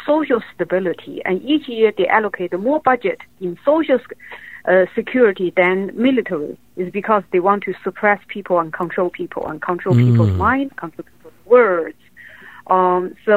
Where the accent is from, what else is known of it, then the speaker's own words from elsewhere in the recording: Wuhan, Hubei, China; moved away; I grew up in Wuhan